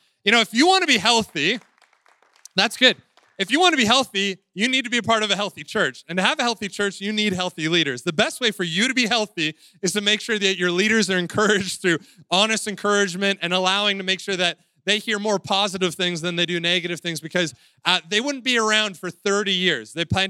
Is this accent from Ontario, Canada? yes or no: yes; Waterloo, Ontario, Canada; I'm from Waterloo. I live there with my wife, Emma, and our three kids, Kensington, Theo, and Claire.